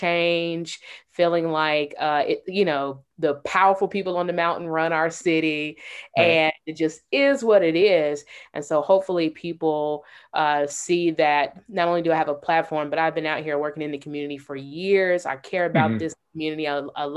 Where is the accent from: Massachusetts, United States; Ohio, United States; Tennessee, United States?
Tennessee, United States; Chattanooga; I am a native Chattanoogan. I was born and raised in District 8